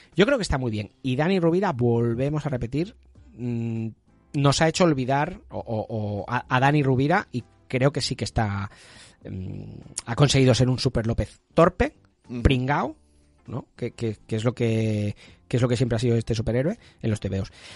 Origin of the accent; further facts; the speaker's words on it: Catalonia, Spain; Que somos catalanes